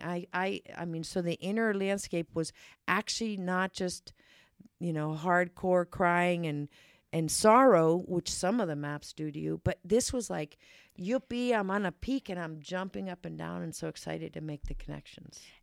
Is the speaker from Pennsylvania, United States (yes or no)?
yes; Pittsburgh, Pennsylvania, United States; moved away; my hometown in Pittsburgh